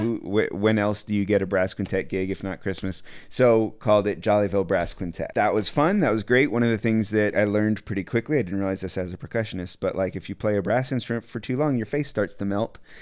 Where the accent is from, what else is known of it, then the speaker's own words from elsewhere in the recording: Asheville, North Carolina, United States; moved away as an adult; also born or lived in Austin, Texas; now in Chattanooga, United States; I'm from Asheville, North Carolina. I was living there, but moved to Austin